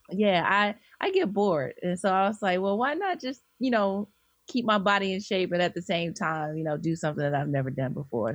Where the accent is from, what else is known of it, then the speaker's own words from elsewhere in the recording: Birmingham, Alabama, United States; moved away as an adult; now in Atlanta, United States; I'm originally from Birmingham, Alabama